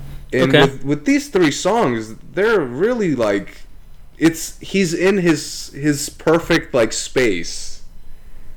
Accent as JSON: {"language": "English", "country": "Russia", "said": "I'm from Russia"}